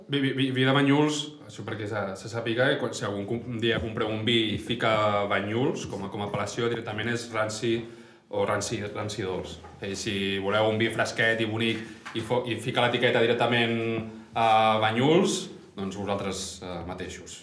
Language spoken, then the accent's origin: Catalan; Barcelona, Catalonia, Spain; sóc, sot de Barna